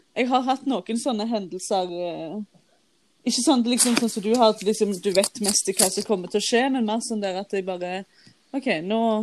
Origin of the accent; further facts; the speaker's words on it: Våge, Norway; moved away; jeg våkna hjemme i Våge, der jeg kommer fra